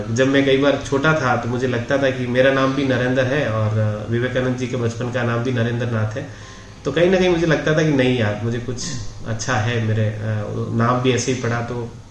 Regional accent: Jodhpur, Rajasthan, India; moved away as an adult; now in Udaipur, India; मैं प्रॉपर जोधपुर का रहने वाला हूँ

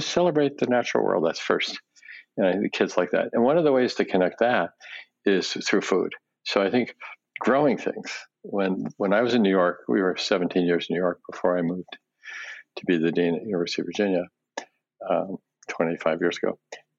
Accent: Japan; born there; when I was a baby, I was born in Japan right after the war, and my parents spoke Japanese, and we lived in a Japanese house.

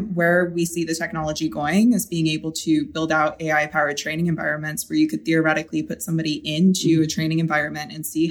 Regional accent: the South, United States; that's the advantage I gain by growing up in the South

